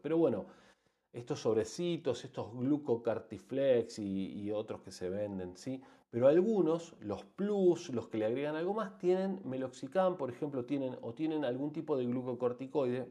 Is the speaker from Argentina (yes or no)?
yes; Argentina; En países como el nuestro, como Argentina